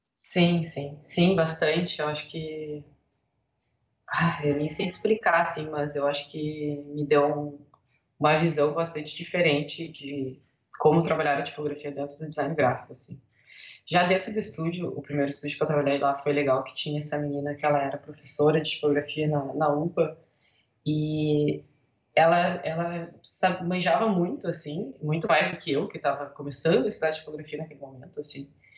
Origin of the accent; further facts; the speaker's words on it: Rio Grande do Sul, Brazil; also born or lived in Buenos Aires, Argentina / Porto Alegre, Brazil; Sou gaúcha, moro em Porto Alegre